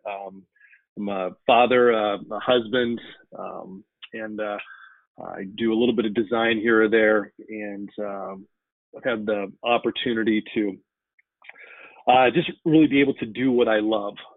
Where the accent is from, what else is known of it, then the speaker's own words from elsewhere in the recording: Denver, Colorado, United States; moved away as an adult; now in Iowa, United States; I grew up in Denver, Colorado.